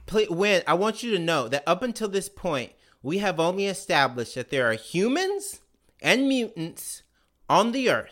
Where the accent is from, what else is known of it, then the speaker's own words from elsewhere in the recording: Mississippi, United States; as a minority growing up in Mississippi